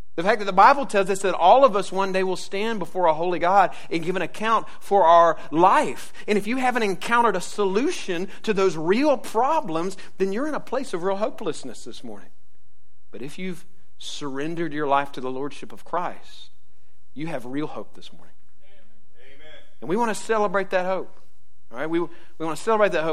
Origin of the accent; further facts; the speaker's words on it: Jacksonville, Florida, United States; I grew up in Jacksonville